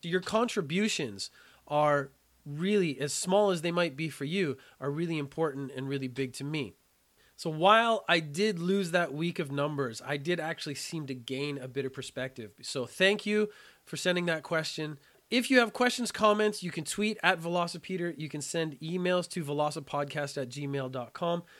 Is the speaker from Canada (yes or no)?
yes; Canada; When I was a child, I was terrible at French, being Canadian. I had to study French in school